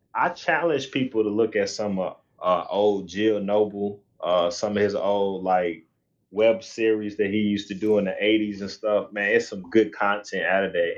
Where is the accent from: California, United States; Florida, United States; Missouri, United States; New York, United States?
Missouri, United States; St. Louis; we we from Missouri, we in St. Louis